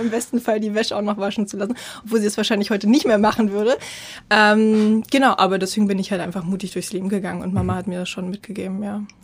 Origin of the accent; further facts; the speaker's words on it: East Germany, Germany; ich komme aus dem Osten